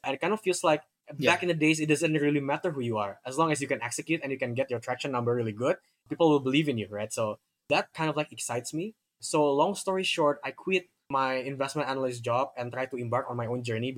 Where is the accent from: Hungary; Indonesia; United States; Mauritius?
Indonesia; Jakarta; So I grew up in Jakarta, been here my whole life